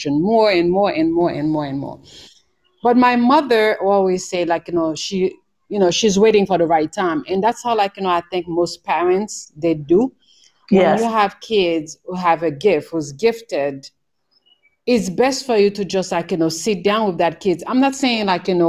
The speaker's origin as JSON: {"language": "English", "country": "Haiti", "tie": "born or raised there", "also_born_or_lived": "New York", "moved": "as an adult", "said": "I was born in Haiti. The island, and in the Caribbean. So I grew up there"}